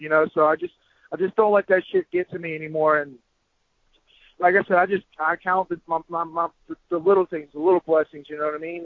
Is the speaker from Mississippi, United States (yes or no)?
yes; Biloxi, Mississippi, United States; right there in my hometown in Biloxi, Mississippi